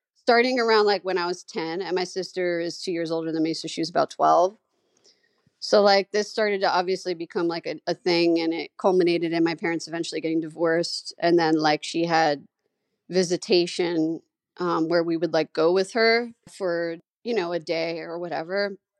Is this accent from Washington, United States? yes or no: no; New York City, New York, United States; I grew up in Staten Island, New York, famous for the … and the dump